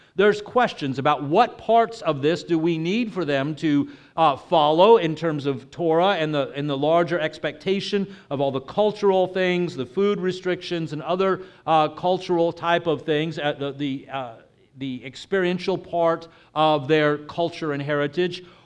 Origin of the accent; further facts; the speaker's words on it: Texas, United States; moved away; I'm originally from Texas